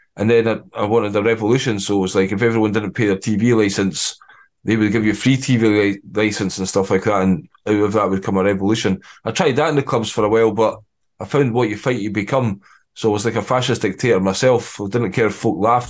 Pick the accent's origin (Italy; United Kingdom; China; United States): United Kingdom; Scotland; you've got to get the kilt on being Scottish